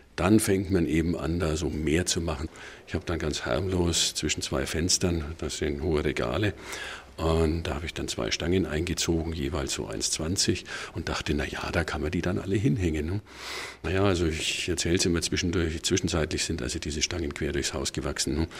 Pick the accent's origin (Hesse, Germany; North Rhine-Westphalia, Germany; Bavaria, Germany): Bavaria, Germany; Bamberg; in meiner Heimatstadt Bamberg